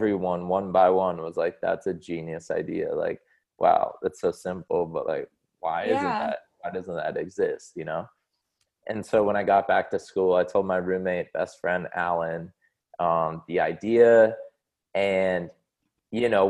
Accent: San Diego, California, United States; I grew up in San Diego, California

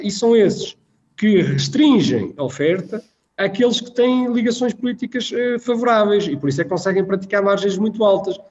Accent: Espinho, Aveiro District, Portugal; Vivi toda a minha infância em Espinho

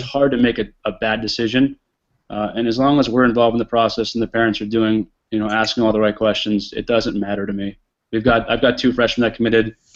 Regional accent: New England, United States; moved away; I grew up in New England

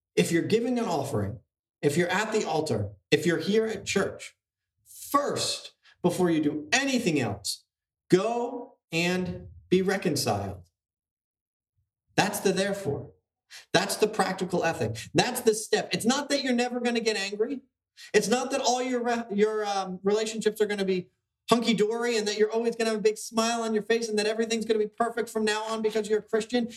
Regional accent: New Jersey, United States; we're from New Jersey

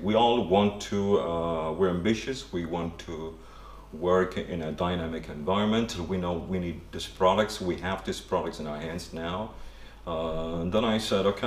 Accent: Italy; also born or lived in Copenhagen, Denmark; now in London, United Kingdom; I'm originally from Italy

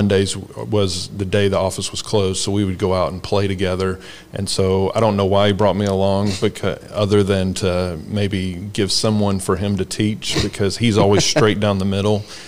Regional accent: Tennessee, United States; also born or lived in Sevierville, Tennessee / Olive Branch, Mississippi / Memphis, Tennessee; I was born in Sevierville, Tennessee, lived there for a while, moved across Tennessee

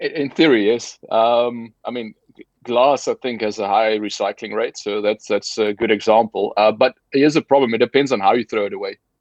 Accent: South Africa; moved away; I'm formerly from South Africa. Uh, so grew up there, studied there

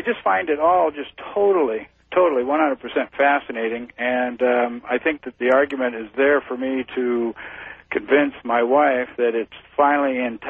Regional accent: California, United States; now in Alaska, United States; I'm somewhat transplanted from California, and I've been up here about 15 years now.

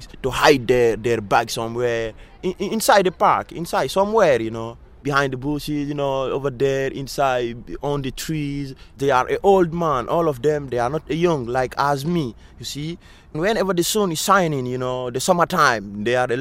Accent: Guinea; now in Paris, France; I'm from Guinea. I'm from Guinea Conakry.

